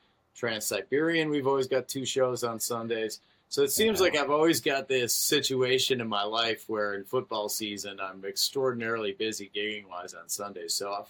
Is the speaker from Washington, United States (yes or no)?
no; Chicago, Illinois, United States; I grew up in Chicago, so I'm a Chicago fan of Bulls, Cubs, and Bears.